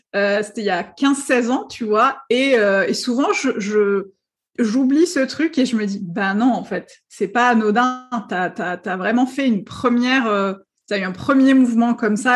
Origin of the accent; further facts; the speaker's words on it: Algeria; moved away as an adult; also born or lived in Paris; je suis née, j'ai vécu en Algérie pendant très longtemps. Et à 22 ans, euh, on m'a accepté euh, dans une école de traduction à Paris